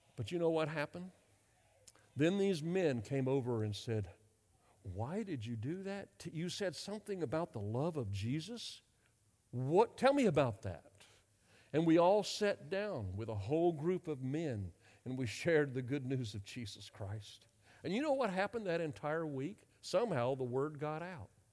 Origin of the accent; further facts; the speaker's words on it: North Carolina, United States; moved away as an adult; also born or lived in Europe; I grew up in North Carolina. I'm a Southerner